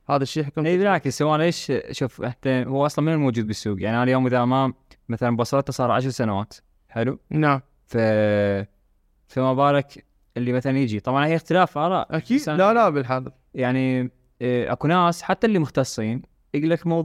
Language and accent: Arabic; Basra, Basra Governorate, Iraq; اعتقد واحده من الاشياء اللي اللي تميز بصرتنا انه مثلا يسوي علاقات كلش هواي